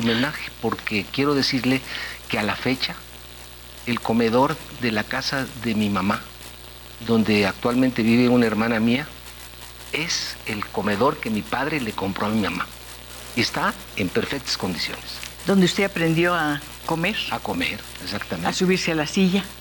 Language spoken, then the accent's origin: Spanish; Mexico; also born or lived in Chicago, United States; Yo vine a, México, me trajeron mis papás de un año, de un año de nacido.